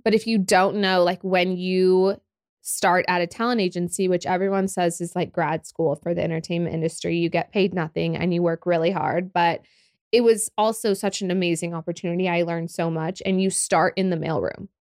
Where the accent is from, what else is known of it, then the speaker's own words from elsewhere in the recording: Oklahoma City, Oklahoma, United States; also born or lived in Los Angeles / Dallas; I love Oklahoma City, born and raised